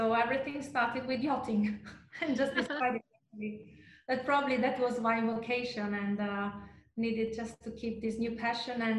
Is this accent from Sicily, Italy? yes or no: no; Trieste, Friuli-Venezia Giulia, Italy; moved away as an adult; now in French Riviera, France; my story comes from the very northeastern part of Italy. I was defined by the industry, the Italian with the Austrian pinch, because actually the region of Trieste borders with Slovenia and Austria